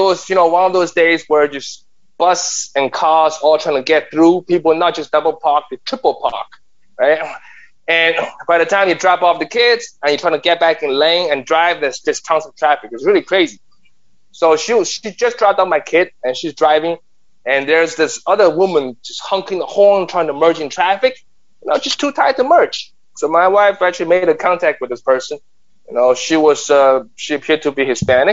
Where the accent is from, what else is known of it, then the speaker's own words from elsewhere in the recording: China; now in New York City, United States; I've been a New Yorker for the past 30 years. I'm an immigrant from China.